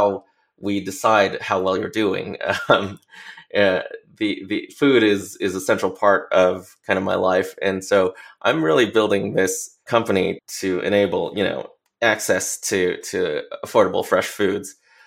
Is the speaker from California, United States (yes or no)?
yes; Los Angeles, California, United States; growing up in Los Angeles